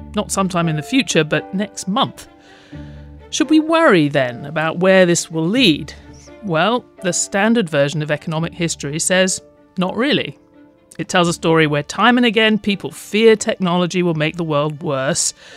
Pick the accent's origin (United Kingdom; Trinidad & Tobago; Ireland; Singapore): United Kingdom; growing up in Britain